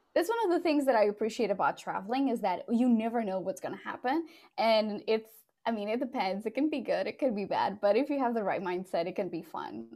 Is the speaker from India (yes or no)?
no; Portugal; also born or lived in London, United Kingdom; now in Dallas, United States; I moved from Portugal, where I'm originally from, to London in the UK, and then from the UK to, to Dallas.